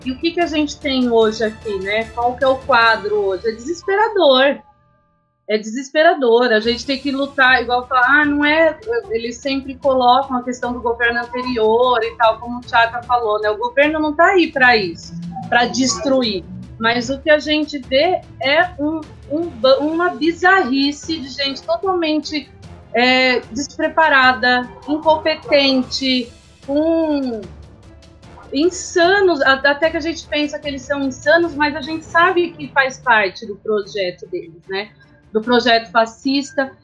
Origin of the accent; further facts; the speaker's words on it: Serra Negra, São Paulo, Brazil; sou de Serra Negra